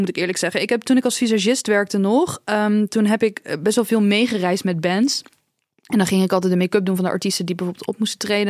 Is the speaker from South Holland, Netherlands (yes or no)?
yes; Dordrecht, South Holland, Netherlands; bij ons in Dordrecht